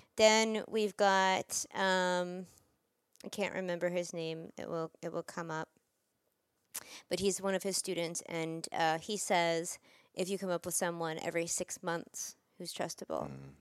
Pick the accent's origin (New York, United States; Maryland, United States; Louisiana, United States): New York, United States; I'm from New York